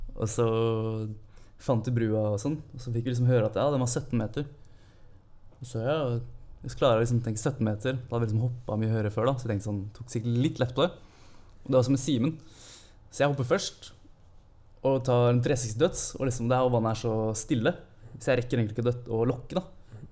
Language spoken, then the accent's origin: Norwegian; Holmsbu, Buskerud, Norway; moved away as an adult; also born or lived in Klokkestua; now in Oslo, Norway; flytta jeg til Hornsbu i, i, barndommen. Så jeg er jo en Hurum-gutt